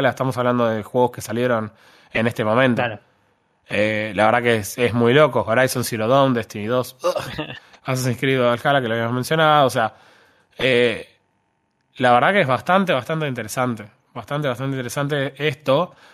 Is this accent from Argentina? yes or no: yes; Argentina; claro, no, yo soy argentino en realidad.